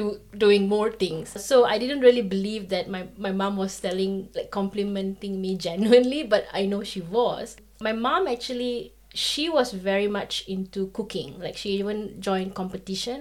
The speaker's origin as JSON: {"language": "English", "country": "Malaysia", "tie": "born or raised there", "moved": "as an adult", "lives_now": "Kraków, Poland", "said": "raised as an Indian, but born in Malaysia"}